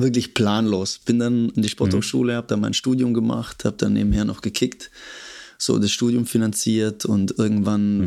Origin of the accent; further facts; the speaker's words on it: Stuttgart, Baden-Württemberg, Germany; moved away as an adult; also born or lived in Cologne; Komme ursprünglich aus Stuttgart. Ähm, habe da ah, Schule okay. und alles gemacht